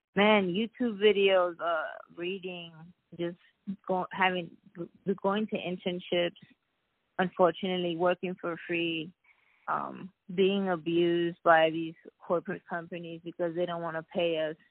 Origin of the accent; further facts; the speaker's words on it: New York City, New York, United States; I was born and raised in Brooklyn, New York.